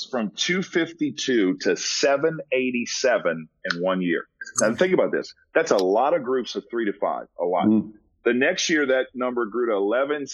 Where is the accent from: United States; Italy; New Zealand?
United States; New Orleans, Louisiana; moved away; I'm from New Orleans